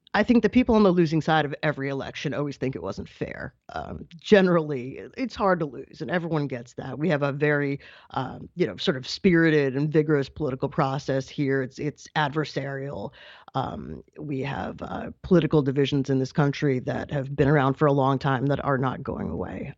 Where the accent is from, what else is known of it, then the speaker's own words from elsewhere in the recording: New York, United States; my home state of New York